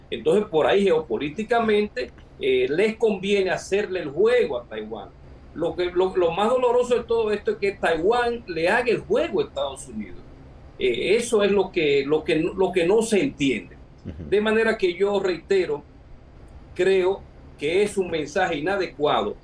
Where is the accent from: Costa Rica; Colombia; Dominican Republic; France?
Dominican Republic; yo he escrito artículos aquí en mi país, la República Dominicana